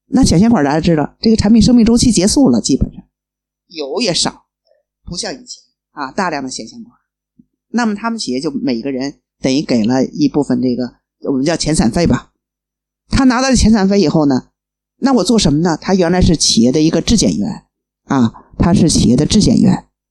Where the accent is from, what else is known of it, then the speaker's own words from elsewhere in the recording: Beijing, China; 我从北京过来